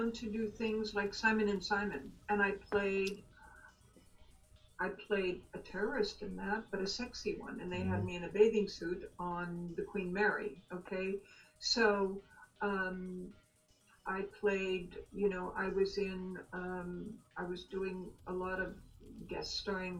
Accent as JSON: {"language": "English", "country": "Austria", "tie": "born or raised there", "moved": "as an adult", "said": "growing up in Austria and then living over there in Austria"}